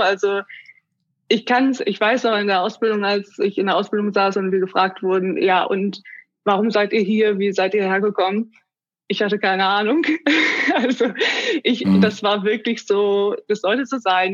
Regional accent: Germany; komme aus Bremen, Oldenburg, der Region.

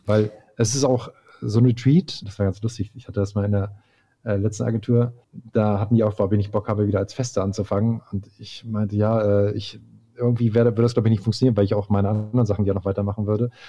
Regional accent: Hildesheim, Lower Saxony, Germany; moved away; also born or lived in Hamburg; bei uns in Hildesheim, wo ich herkomme

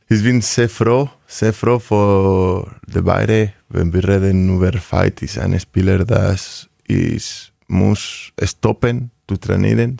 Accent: Vitoria-Gasteiz, Basque Country, Spain; German is a second language; moved away as an adult; also born or lived in Rioja; now in Hanover, Germany; ich bin aus Vitoria.

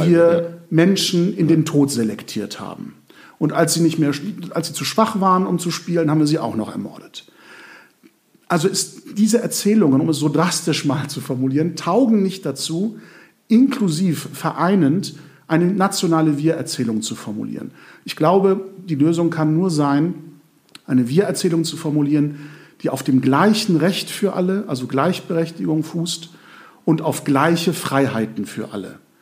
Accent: Germany; uns als Deutsche

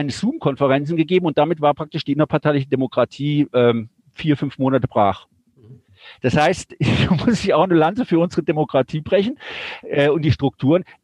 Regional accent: Germany; born there; Ich bin nicht in der Schweiz geboren, bin in Deutschland geboren, aber Auslandsschweizer.

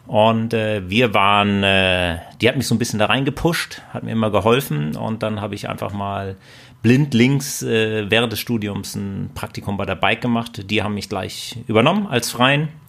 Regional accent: Husum, Schleswig-Holstein, Germany; ich komme nicht aus Bayern, sondern aus Husum und da blieb relativ wenig übrig, was man so an Sport machen kann.

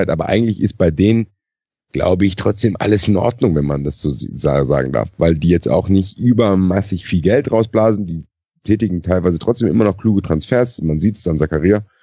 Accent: Frankfurt, Hesse, Germany; da kann ich als Frankfurter ein Lied von singen, dass es nicht so

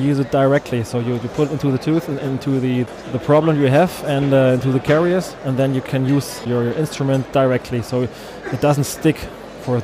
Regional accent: Germany; I'm a dentist from Germany. I have my office directly in the middle of Germany

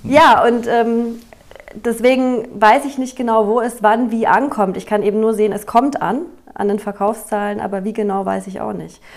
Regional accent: Regensburg, Bavaria, Germany; moved away as an adult; also born or lived in Nuremberg / Barcelona, Spain; now in Wiesbaden, Germany; Regensburg, wo ich aufgewachsen bin

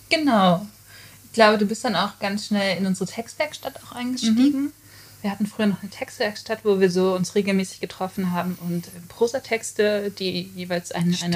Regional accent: Gevelsberg, North Rhine-Westphalia, Germany; also born or lived in Hagen; also ich bin in Hagen mhm. geboren, in, aber ich bin aufgewachsen in Gevelsberg.

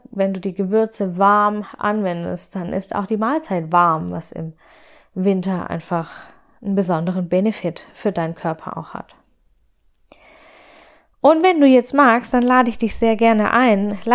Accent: Baden-Württemberg, Germany; born there; Ich bin ja gebürtige Schwäbin und habe damit die Linsen mit Spätzle in die Wiege gelegt bekommen, sozusagen.

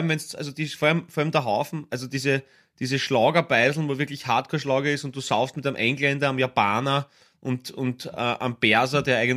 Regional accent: Austria

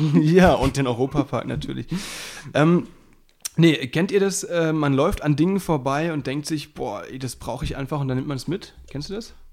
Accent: Baden-Württemberg, Germany; moved away; der wohnt ja bei mir um die Ecke, also beziehungsweise da, wo ich herkomme. Das ist, äh, der wohnt auch in Südbaden.

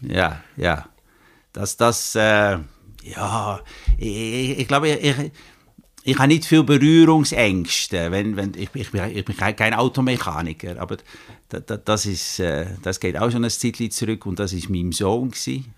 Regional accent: Netherlands; German is a second language; moved away as an adult; now in Grenchen, Switzerland; Ich bin Holländer, ich bin aber schon, jetzt muss ich studieren, 33 Jahre in der Schweiz

